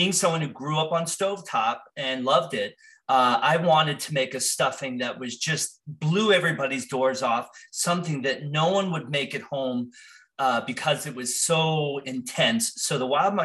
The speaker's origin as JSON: {"language": "English", "region": "New Jersey", "country": "United States", "tie": "born or raised there", "said": "I grew up in New Jersey surrounded by farms"}